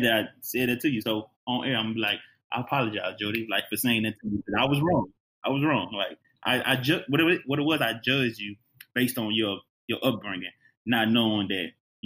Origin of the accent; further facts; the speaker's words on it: Houston, Texas, United States; moved away; also born or lived in Phoenix / Shreveport, Louisiana; I grew up in Houston